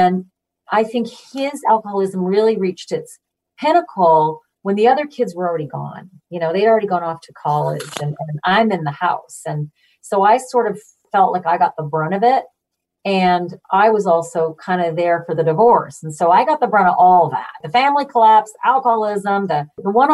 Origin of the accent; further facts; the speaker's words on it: Manitoba, Canada; now in Connecticut, United States; I grew up in Manitoba